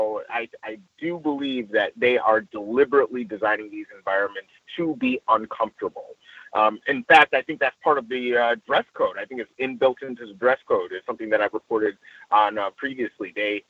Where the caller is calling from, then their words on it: Los Angeles, California, United States; I'm reporting in from Los Angeles proper.